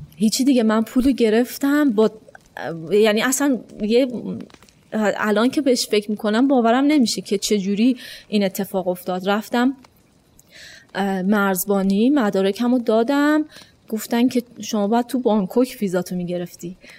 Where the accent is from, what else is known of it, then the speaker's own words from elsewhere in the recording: Iran; من از ایران میام